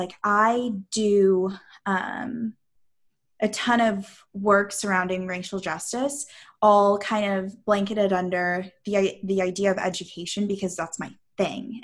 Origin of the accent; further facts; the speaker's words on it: St. Louis, Missouri, United States; I'm like from St. Louis